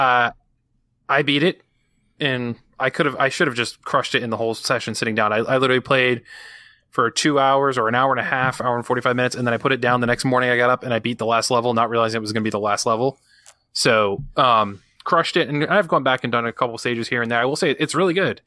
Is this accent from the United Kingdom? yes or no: no; New England, United States; I'm from New England.